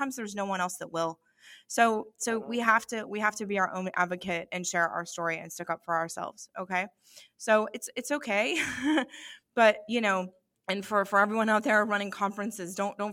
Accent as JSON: {"language": "English", "country": "United States", "said": "as an American"}